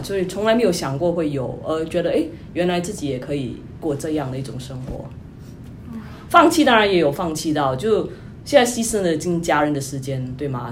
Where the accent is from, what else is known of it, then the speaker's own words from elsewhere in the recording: Singapore; moved away as an adult; also born or lived in New York, United States; now in United States; 我是新加坡人，就，呃，在二零一一年就来到美国